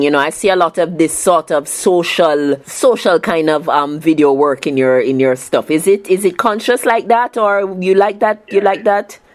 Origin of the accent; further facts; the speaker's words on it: Jamaica; I grew up in Jamaica